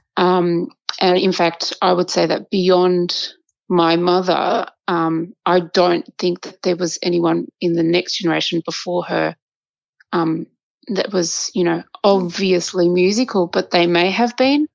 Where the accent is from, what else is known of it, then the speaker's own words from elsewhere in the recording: Australia; I was born in Australia, uh, and my mother and father met here as um, immigrants